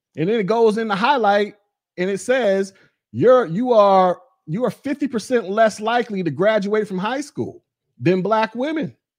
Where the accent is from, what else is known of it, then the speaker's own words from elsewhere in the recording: Florida, United States; moved away as an adult; also born or lived in Alabama / Georgia; I'm from the South. I'm from Florida.